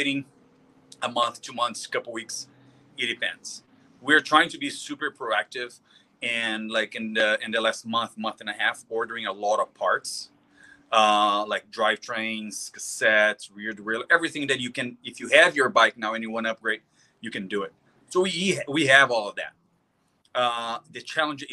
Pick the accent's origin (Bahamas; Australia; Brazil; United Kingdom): Brazil; moved away as an adult; now in San Clemente, United States; I'm from Brazil. I've been here in the state for like 17 years ago